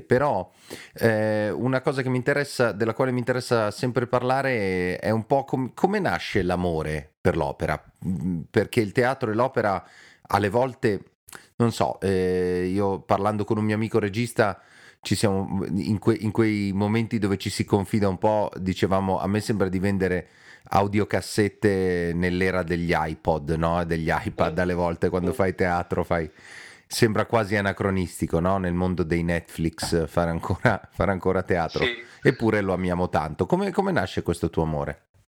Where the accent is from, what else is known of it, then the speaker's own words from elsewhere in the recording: Milan, Lombardy, Italy; noi milanesi